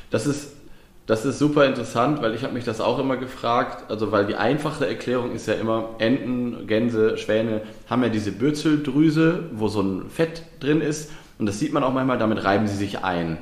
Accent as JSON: {"language": "German", "region": "Lower Saxony", "country": "Germany", "tie": "born or raised there", "said": "ich komme ja aus Niedersachsen äh, gebürtig"}